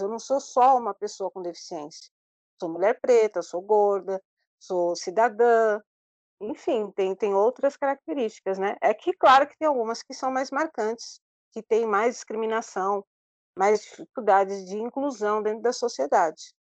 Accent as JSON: {"language": "Portuguese", "region": "São Paulo", "country": "Brazil", "tie": "born or raised there", "said": "nascida e criada em São Paulo, vivo"}